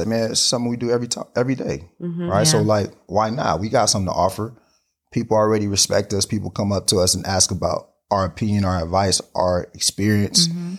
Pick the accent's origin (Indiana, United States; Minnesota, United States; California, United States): California, United States; Carson; I'm from Carson.